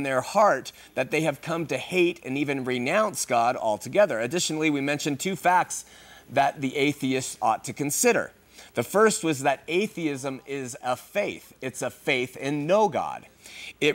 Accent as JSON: {"language": "English", "town": "Huntington Beach", "region": "California", "country": "United States", "tie": "born or raised there", "said": "Growing up in Huntington Beach"}